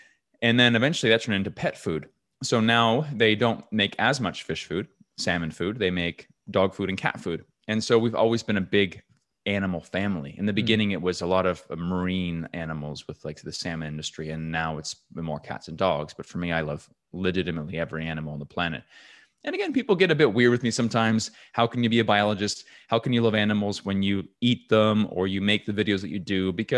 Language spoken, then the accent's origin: English; New Brunswick, Canada; So I grew up in New Brunswick, Canada, which is right above Maine in North America.